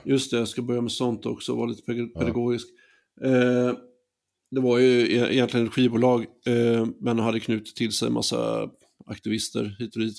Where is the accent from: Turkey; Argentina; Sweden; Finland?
Sweden; Västervik, Kalmar County; Västervik på 90-talet, eh, där jag växte upp